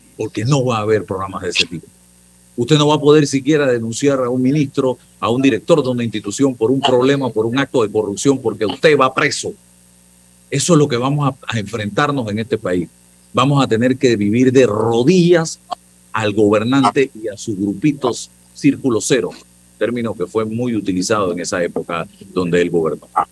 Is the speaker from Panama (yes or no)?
yes; Panama; soy panameño